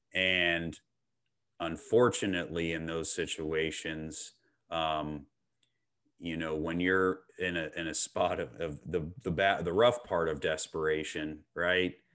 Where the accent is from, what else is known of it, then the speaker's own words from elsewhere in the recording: Clearwater, Florida, United States; I was born and raised in Clearwater, Florida